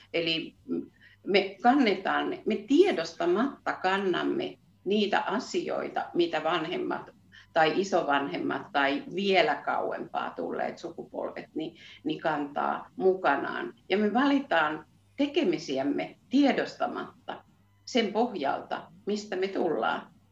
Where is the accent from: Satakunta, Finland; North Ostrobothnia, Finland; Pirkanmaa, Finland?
Satakunta, Finland; accent: Satakunta dialect; moved away as an adult; now in Nurmijärvi, Finland; mutta siis olen koto, kotoisin satakunnasta ja ehkä se Viljami on niin se juttu, mikä, mikä, mikä meitä sitoo, että se, se satakunnan murre